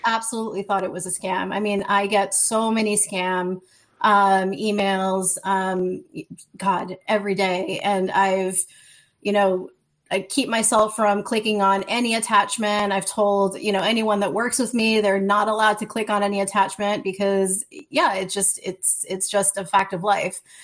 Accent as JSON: {"language": "English", "town": "New Orleans", "region": "Louisiana", "country": "United States", "said": "I'm from New Orleans, Louisiana"}